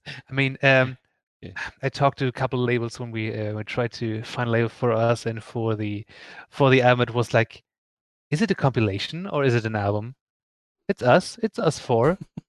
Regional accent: Northern Germany, Germany; born there; accent: Hamburg-area dialect; And I was born near Hamburg, a bit more north. And so we have the same dialects.

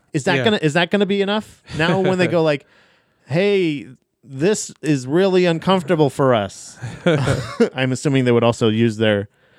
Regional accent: Florida, United States; I'm from Florida

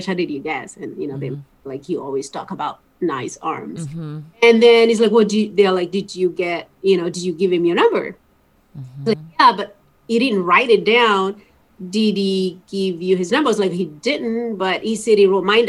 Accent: East Coast, United States; also born or lived in Washington, D.C.; we're both from like the East Coast

